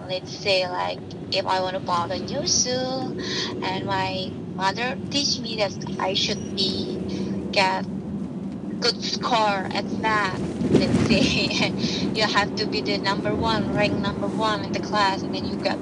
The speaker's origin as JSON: {"language": "English", "town": "Purwokerto", "region": "Central Java", "country": "Indonesia", "tie": "born or raised there", "also_born_or_lived": "Jakarta, Indonesia", "second_language": "English", "moved": "as an adult", "lives_now": "Queens, New York, United States", "said": "I was born on the small city in Indonesia, in Purwokerto. It's one of the city in central Java."}